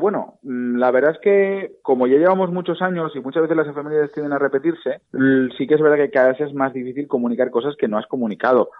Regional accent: Valencia, Valencian Community, Spain; nosotros somos de Valencia

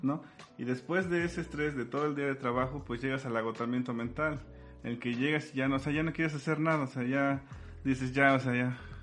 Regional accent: Sierra Norte de Puebla, Mexico; yo soy de la Sierra Norte de Puebla

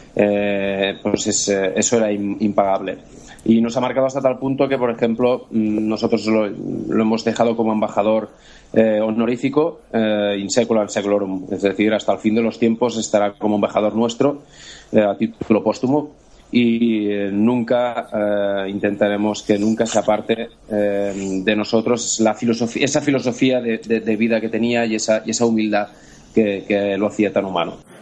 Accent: Andorra; Nosotros somos eh, de Andorra

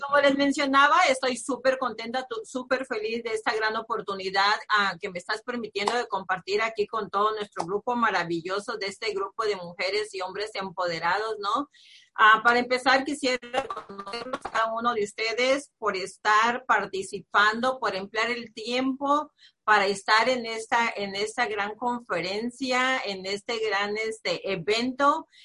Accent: Nayarit, Mexico; now in United States; yo soy de provincia, soy del estado de Nayarit, de un pueblo muy pequeñito

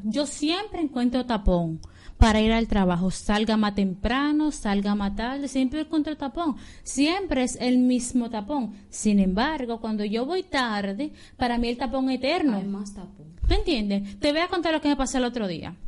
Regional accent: Dominican Republic; somos dominicanos

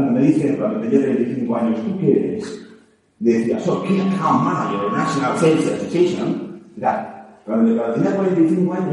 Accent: Navarre, Spain; Soy peor, soy Navarro.

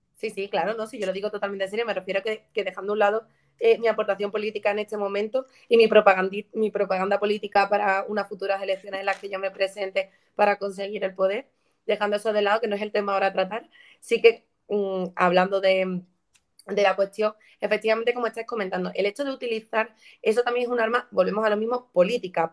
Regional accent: Écija, Andalusia, Spain; Écija, por ejemplo, mi pueblo

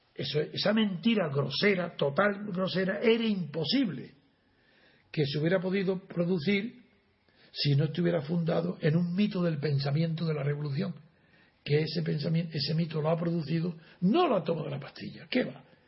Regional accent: Spain; soy español

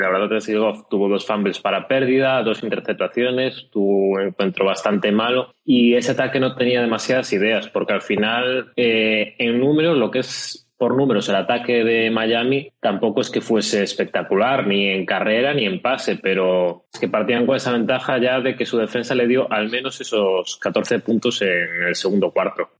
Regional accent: Galicia, Spain; como buen gallego

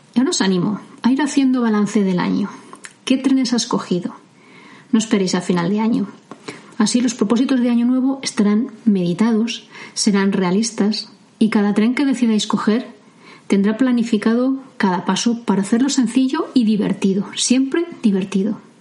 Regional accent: Medina del Campo, Castile and León, Spain; hasta los tres años yo vivía muy cerca de un paso a nivel, cercano a la estación de trenes de mi pueblo, de Medina del Campo

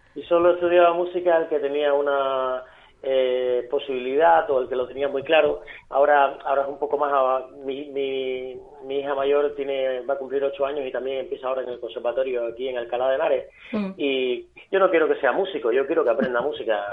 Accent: Villa Clara, Cuba; moved away as an adult; also born or lived in Havana; now in Spain; Yo soy de Santa Clara, bodea de del centro de la isla, de un pueblito al lado de Santa Clara

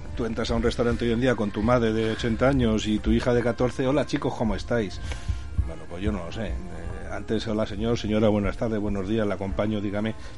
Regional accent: Madrid, Community of Madrid, Spain; moved away as an adult; now in Zaragoza, Spain; nací en Madrid, me crié en Madrid, trabajé en Madrid hasta los 20 años, luego ya me vine aquí a Aragón, a Zaragoza

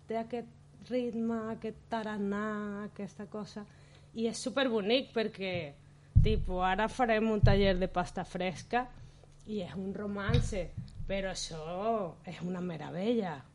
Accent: Caracas, Capital District, Venezuela; moved away as an adult; now in Barcelona, Spain; Jo vaig venir directament des de Venezuela a Barcelona, a viure a Barcelona.

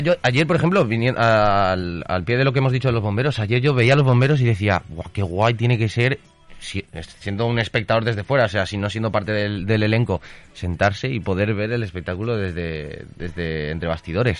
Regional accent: Valencian Community, Spain; formo parte de una compañía residente en Valencia, yo soy valenciano

